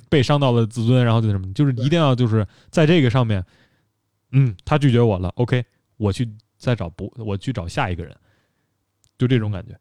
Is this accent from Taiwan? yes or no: no; China; 我们中国人非常重视这个，呃，家庭文化